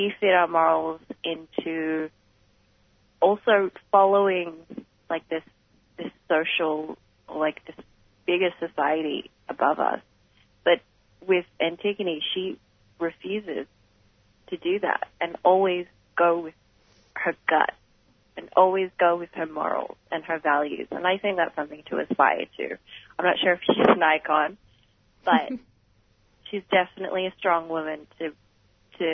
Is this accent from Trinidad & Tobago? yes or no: no; Melbourne, Victoria, Australia; my background is Filipino, but I was born here and born and raised in Melbourne.